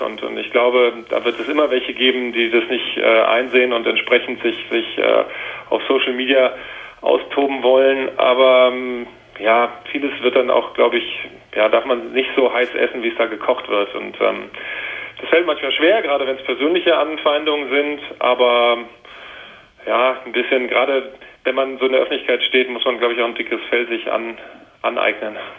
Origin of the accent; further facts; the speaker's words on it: Wiesbaden, Hesse, Germany; also born or lived in Washington, United States; ich trotzdem in Deutschland aufgewachsen bin und hier zur Schule gegangen bin in Wiesbaden